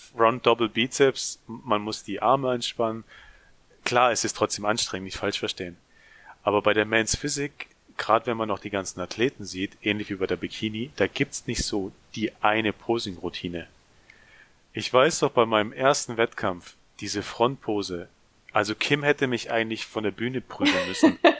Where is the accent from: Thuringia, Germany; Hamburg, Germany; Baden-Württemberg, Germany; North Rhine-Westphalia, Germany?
Baden-Württemberg, Germany; near Ludwigsburg; Bin auch aus der Nähe von Ludwigsburg. Äh, Ludwigsburg liegt übrigens in der Nähe von Stuttgart. Für die, die das kleine Käffle hier nicht kennen.